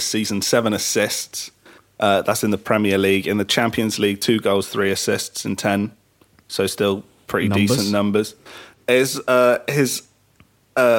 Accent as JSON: {"language": "English", "region": "England", "country": "United Kingdom", "said": "being an Englishman"}